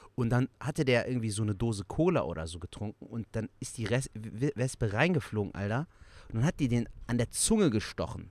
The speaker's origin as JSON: {"language": "German", "town": "Cologne", "region": "North Rhine-Westphalia", "country": "Germany", "tie": "born or raised there", "accent": "Kölsch", "said": "der Kölsch Jung aus Köln, geboren und aufgewachsen in Köln. Kölner durch und durch, ne? Rheinländer"}